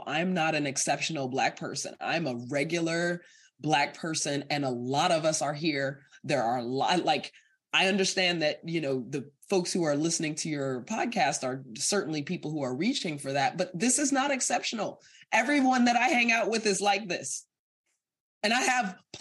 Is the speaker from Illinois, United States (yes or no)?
yes; Evanston, Illinois, United States; also born or lived in Guyana; a Guyanese immigrant growing up in Evanston